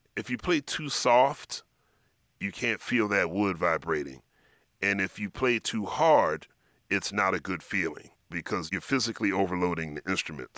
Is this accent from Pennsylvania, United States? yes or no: yes; Philadelphia, Pennsylvania, United States; I grew up in Philadelphia